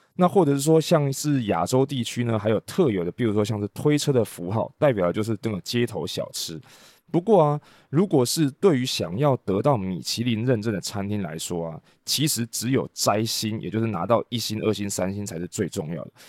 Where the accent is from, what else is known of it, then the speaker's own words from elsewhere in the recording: Taiwan; 我们台湾人习惯台湾话讲秋楼